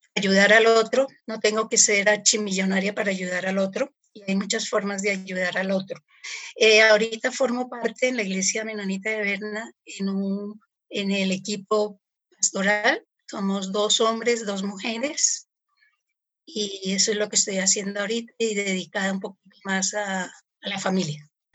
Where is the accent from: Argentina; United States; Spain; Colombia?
Colombia; soy colombiana.